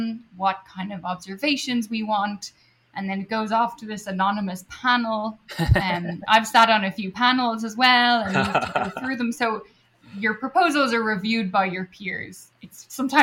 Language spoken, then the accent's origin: English; Dublin, Leinster, Ireland; moved away as an adult; also born or lived in Edinburgh, Scotland; now in United States; I did my undergrad in my hometown of Dublin